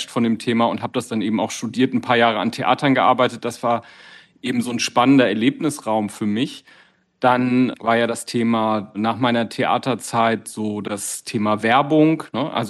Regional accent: Düsseldorf, North Rhine-Westphalia, Germany; meinem eigenen Avatar, also meiner Verkörperung meiner Person, die genauso schick gestylt ist, wo ich als echte Düsseldorferin, als Düsseldorfer natürlich modebewusst

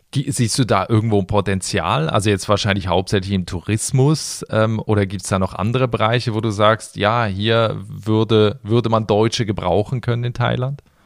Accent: Switzerland; in mein Heimatland, in die Schweiz

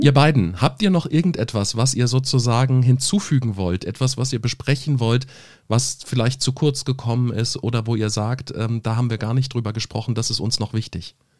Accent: Germany; hier bei uns in Deutschland

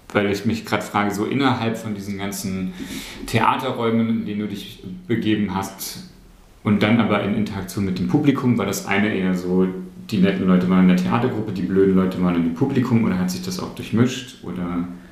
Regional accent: Saxony-Anhalt, Germany; ich komme ja aus Sachsen-Anhalt

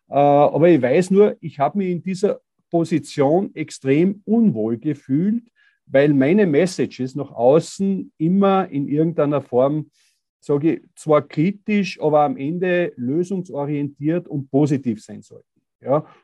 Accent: Styria, Austria; weil bei uns in der Steiermark, wir sind Tourismusregion und da haben meistens Tourismusbetriebe die Nase vorn gehabt.

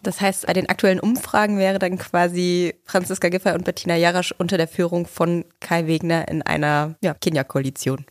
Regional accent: Germany; Ich bin da ja, komme da nicht so weit von her

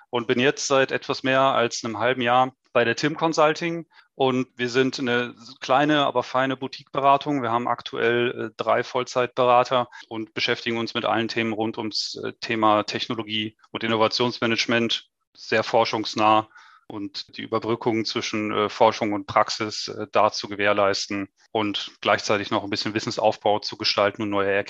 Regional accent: North Rhine-Westphalia, Germany; born there; now in Stuttgart, Germany; Also ich bin 38 Jahre, gebürtiger Westfale, aber jetzt schon seit sehr vielen Jahren im Süden von Deutschland, in Stuttgart beheimatet.

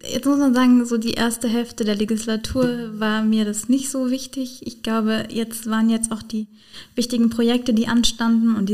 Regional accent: Rhineland-Palatinate, Germany; natürlich sagen, als Pfälzer Abgeordnete.

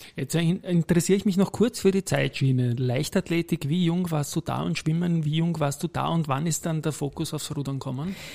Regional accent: Vienna, Austria; Ich bin am Tennisclub aufgewachsen, auch im 22. Bezirk

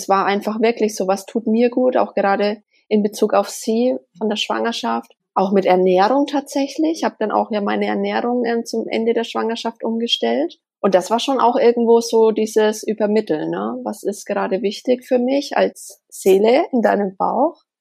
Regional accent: Bavaria, Germany; Und wir kommen aus Deutschland, aus Bayern, aus der Nähe von Bamberg.

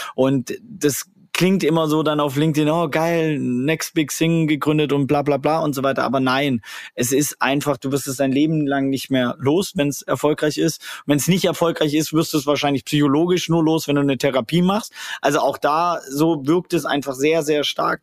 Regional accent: Swabia, Baden-Württemberg, Germany; ich komme aus dem Schwabenländle

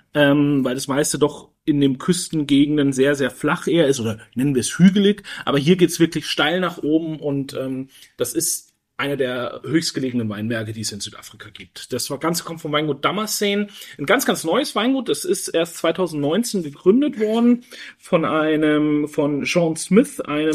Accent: Germany; wir uns ja auch immer als Deutsche mit unserer Vergangenheit beschäftigen werden müssen

